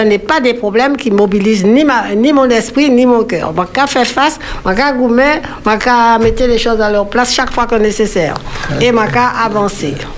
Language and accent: French; Martinique; Nous sommes du Nord. Ma mère est de la côte Caraïbe